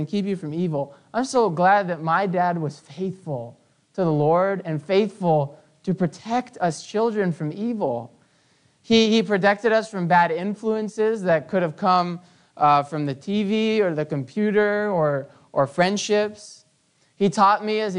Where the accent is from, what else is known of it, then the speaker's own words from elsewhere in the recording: Canada; growing up in Canada